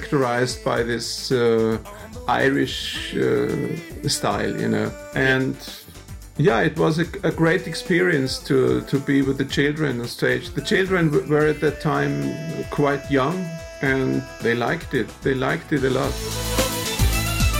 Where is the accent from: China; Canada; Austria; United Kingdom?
Austria; Styria; accent: Styrian; first language Styrian (Austrian German dialect); English is a second language; Styrian is my mother language. It's an Austrian dialect.